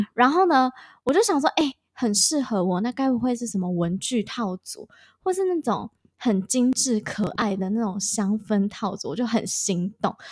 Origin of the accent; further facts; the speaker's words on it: Taoyuan, Taiwan; moved away as an adult; now in Hualien, Taiwan; 我是桃园人，到花莲念书，千里迢迢